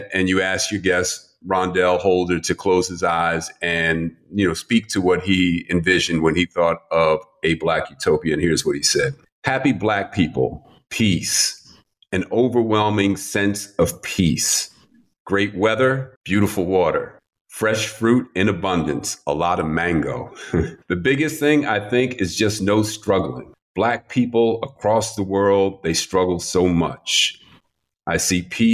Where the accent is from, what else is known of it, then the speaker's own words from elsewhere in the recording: New York City, New York, United States; I grew up in Manhattan in New York City